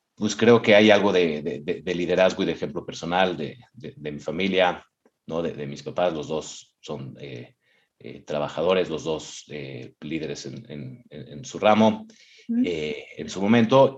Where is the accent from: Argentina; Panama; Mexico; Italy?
Mexico; moved away; soy mexicano, he vivido en, tres países, incluyendo México